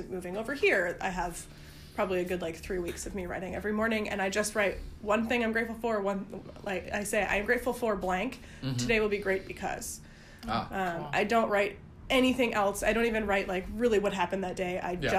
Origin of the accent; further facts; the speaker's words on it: Vermont, United States; moved away; also born or lived in Massachusetts; Born in Massachusetts, but raised in Vermont.